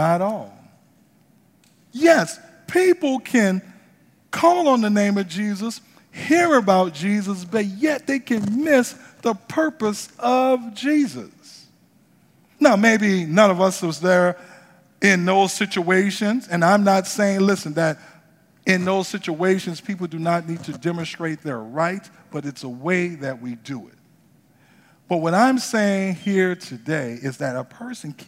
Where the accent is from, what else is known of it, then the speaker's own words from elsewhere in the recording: New Orleans, Louisiana, United States; moved away; I'm from New Orleans, right? And grew up in the projects of New Orleans